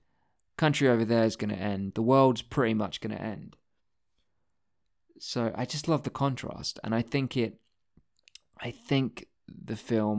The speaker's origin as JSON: {"language": "English", "region": "Texas", "country": "United States", "said": "A trip to fucking Dallas. I'm from Texas. I know it well."}